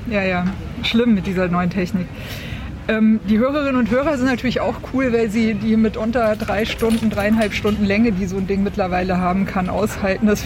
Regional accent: Swabia, Germany; born there; Jetzt bin ich ja in Schwaben geboren und fange dann natürlich an zu rechnen.

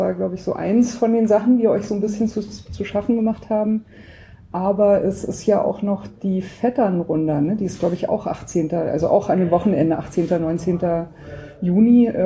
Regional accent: Berlin, Germany; Einerseits klar, ich komme natürlich aus Berlin.

